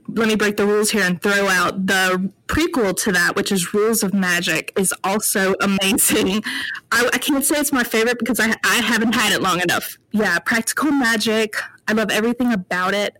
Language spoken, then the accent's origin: English; North Carolina, United States; I'm from North Carolina